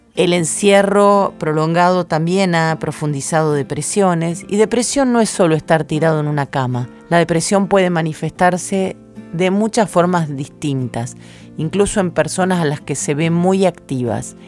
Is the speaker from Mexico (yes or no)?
no; Rosario, Santa Fe, Argentina; moved away; cuando regreso a Rosario, mi ciudad natal